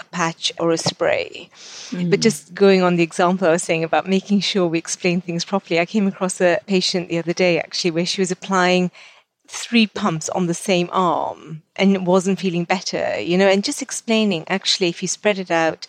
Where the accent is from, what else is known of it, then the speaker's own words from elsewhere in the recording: Kenya; now in United Kingdom; I grew up in Africa, and our family home is still in Kenya